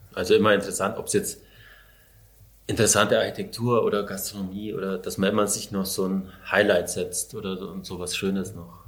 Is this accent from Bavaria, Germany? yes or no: yes; Allgäu, Bavaria, Germany; moved away; da Richtung Allgäu, wo ich herkomme, in Grumbach und da war, war ich an dem Fluss, wo wir immer gefischt haben als Kinder oder Jugendliche